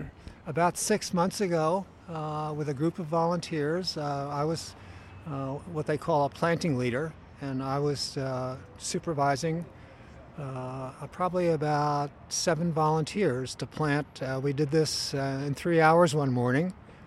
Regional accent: Philadelphia, Pennsylvania, United States; moved away as an adult; now in San Francisco, United States; I moved from Pennsylvania to San Francisco in the late 60s.

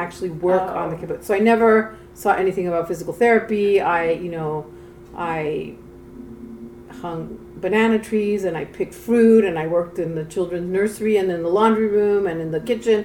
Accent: Mexico City, Mexico; moved away as an adult; now in United States; I grew up in Mexico City

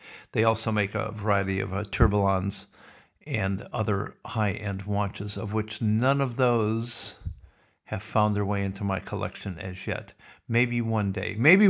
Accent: Sioux City, Iowa, United States; when I was a kid growing up in Sioux City.

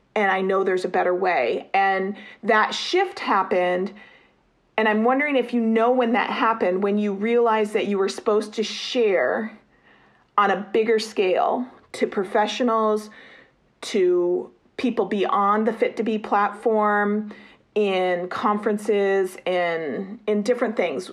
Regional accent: United States; as an American

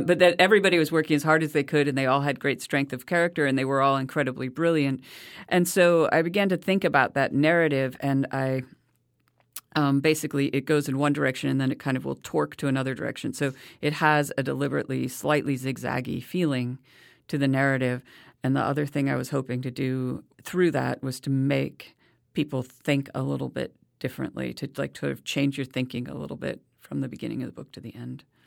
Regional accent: United States

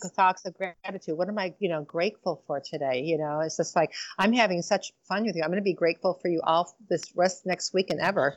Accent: Detroit, Michigan, United States; I'm from Motown

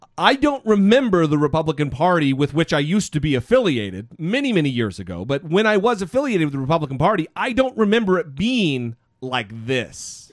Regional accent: United States; I'm an American

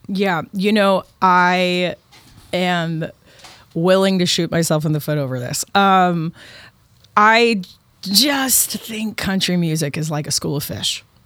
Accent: Austin, Texas, United States; moved away; also born or lived in Nashville, Tennessee; when I grew up in Austin

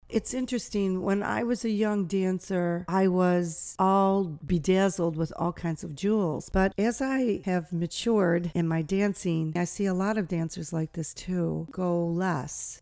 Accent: United States; I'm American

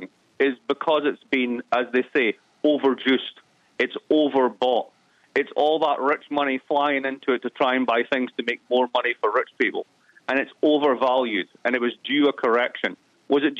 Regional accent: East Coast of Scotland, United Kingdom; moved away; I'm from the East Coast of Scotland

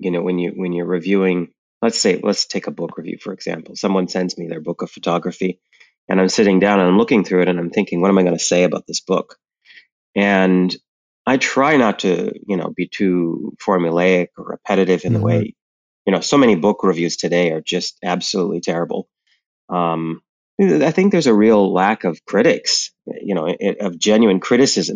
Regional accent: Canada; moved away as an adult; also born or lived in Montreal, Canada; now in New York City, United States; I'm Canadian. I lived in Montreal for a long time

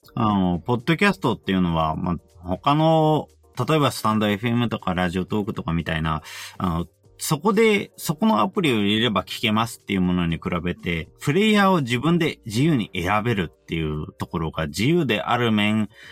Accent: Yokohama, Kanagawa, Japan; 自分は横浜

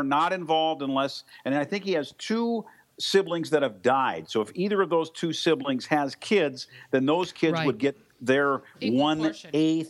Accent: Minnesota, United States; I'm from Minnesota

